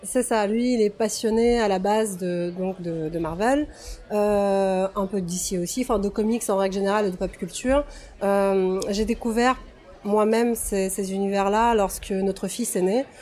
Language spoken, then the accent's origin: French; Russia; now in France; je suis née en Russie soviétique, j'ai grandi en Russie post-soviétique